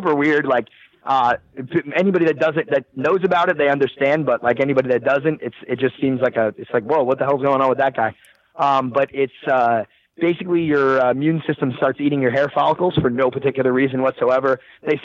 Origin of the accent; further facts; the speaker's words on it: New Jersey, United States; I'm from Jersey. I'm from the East Coast.